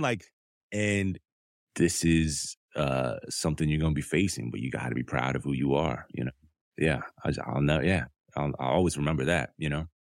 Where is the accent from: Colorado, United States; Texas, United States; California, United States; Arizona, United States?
California, United States; Southern; also born or lived in Detroit, Michigan; I grew up in Southern California between LA County and Orange County.